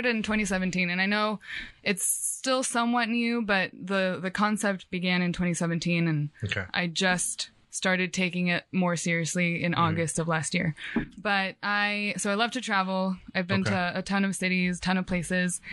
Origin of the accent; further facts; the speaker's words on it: Sacramento, California, United States; born and raised in Sac, in South Sac